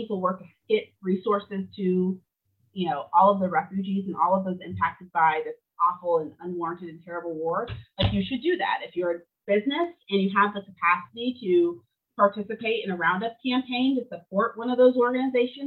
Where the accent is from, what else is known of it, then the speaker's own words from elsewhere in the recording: United States; as an American